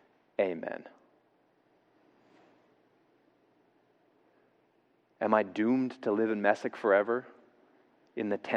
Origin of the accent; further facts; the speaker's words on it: the South, United States; I grew up in the South